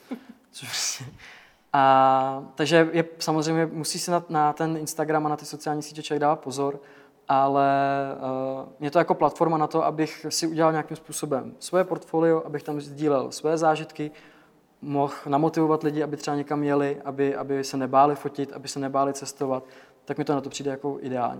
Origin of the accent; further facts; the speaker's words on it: Děčín, Ústí nad Labem Region, Czechia; já jsem z Děčína, takže mám jakoby blízko Český Švýcarsko